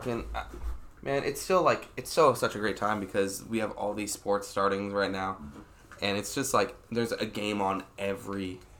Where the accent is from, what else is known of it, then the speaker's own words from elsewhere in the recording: Washington, United States; I'm from Washington State, so I was a big fan of him.